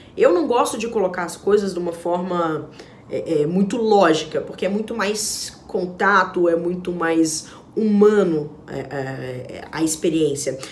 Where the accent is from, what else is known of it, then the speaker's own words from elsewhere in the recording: Minas Gerais, Brazil; como uma boa mineira que eu sou